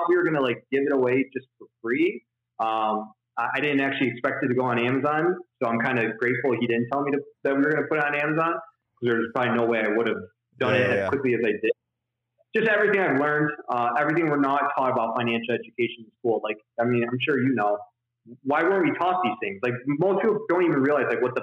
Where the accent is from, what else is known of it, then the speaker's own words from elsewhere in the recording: Detroit, Michigan, United States; I'm from right outside of Detroit, Michigan. Like, I went to school in Detroit. I was born in Detroit. I worked in Detroit. We lived like 2 miles outside of Detroit, Michigan.